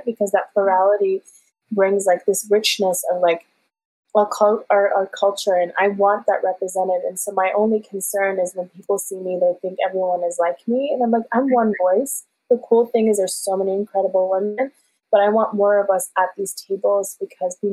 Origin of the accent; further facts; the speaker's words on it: Ohio, United States; first language Farsi; English is a second language; I grew up in Ohio, and so like my layered identity was I grew up in one of the only Afghan families